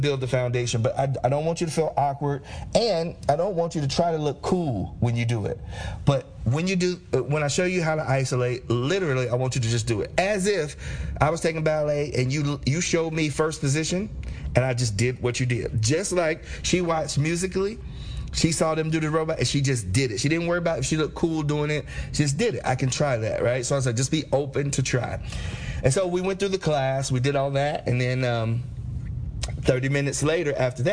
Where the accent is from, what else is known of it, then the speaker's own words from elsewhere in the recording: Cincinnati, Ohio, United States; growing up in Cincinnati